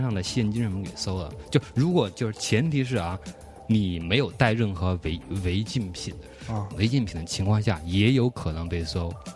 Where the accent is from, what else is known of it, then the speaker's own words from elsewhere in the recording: China; 我们中国来的